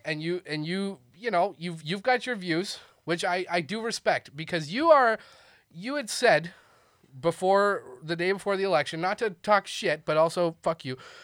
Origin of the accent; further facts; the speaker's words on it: Canada; now in Austin, United States; as a Canadian